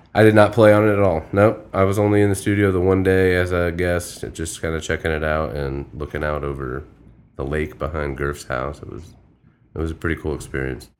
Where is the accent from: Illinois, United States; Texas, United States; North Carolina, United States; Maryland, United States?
Illinois, United States; Springfield; moved away as an adult; now in Florida, United States; I'm originally from Springfield, Illinois